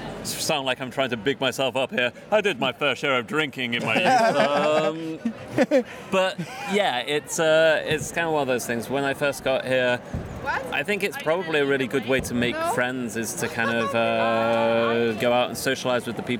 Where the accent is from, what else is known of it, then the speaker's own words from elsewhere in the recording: England, United Kingdom; moved away as an adult; now in Denmark; I stay here because of Denmark rather than I stay here just because I'm running away from England.